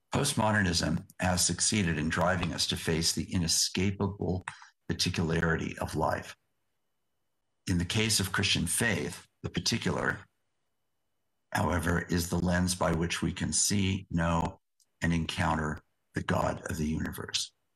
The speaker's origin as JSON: {"language": "English", "region": "West Coast of the United States", "country": "United States", "tie": "born or raised there", "also_born_or_lived": "Yakima Nation", "said": "I am a tall, white, educated American, born and raised on the West Coast of the United States"}